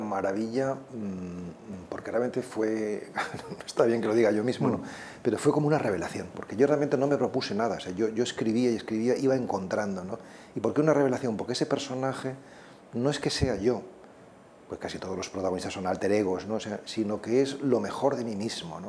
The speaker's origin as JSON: {"language": "Spanish", "country": "Spain"}